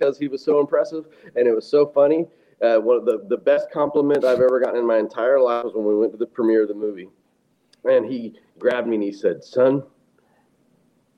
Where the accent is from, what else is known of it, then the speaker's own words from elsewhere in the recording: Oklahoma, United States; I grew up in Oklahoma